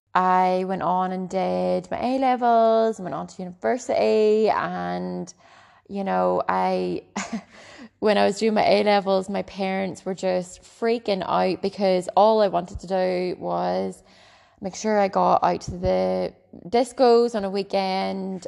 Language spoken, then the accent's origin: English; Ballycastle, Northern Ireland, United Kingdom; I grew up in Bally Castle, a lovely little seaside town. the very north coast of Ireland